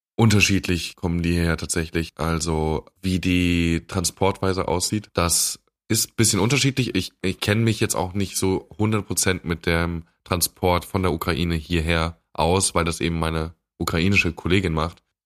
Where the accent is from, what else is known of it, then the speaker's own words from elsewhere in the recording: Germany; bei uns in Deutschland